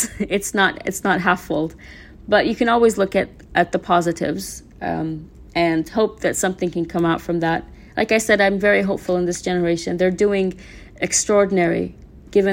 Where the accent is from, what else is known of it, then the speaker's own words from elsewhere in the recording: Mosul, Nineveh, Iraq; When I grew up in Mosul, there was no civil society.